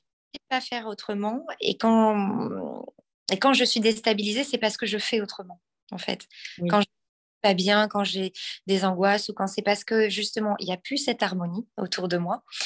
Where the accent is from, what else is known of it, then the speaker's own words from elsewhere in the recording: Normandy, France; par chez nous, en Normandie